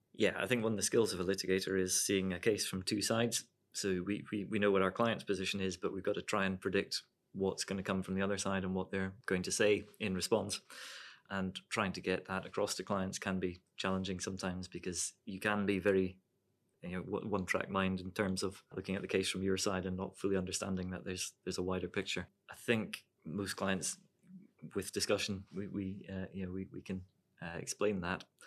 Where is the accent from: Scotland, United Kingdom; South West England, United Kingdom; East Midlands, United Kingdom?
Scotland, United Kingdom; Dumfries; also born or lived in Ireland / Edinburgh; I grew up in Dumfries. I was born in Ireland